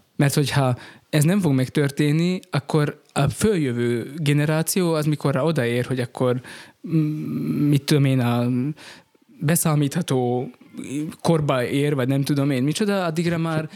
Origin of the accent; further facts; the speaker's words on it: Rimavská Sobota, Banská Bystrica Region, Slovakia; én Rimaszombati vagyok eredetileg is, és itt konfirmáltam